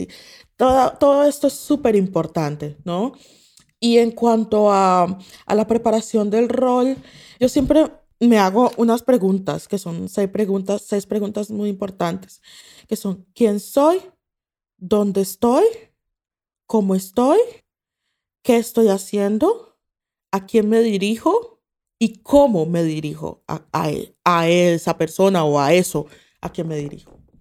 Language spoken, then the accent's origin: Spanish; Colombia; moved away